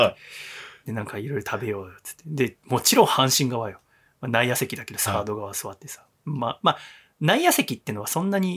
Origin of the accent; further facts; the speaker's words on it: Yokohama, Kanagawa, Japan; 私は横浜の出身ですので、はい、DNA ベイスターズが好きです。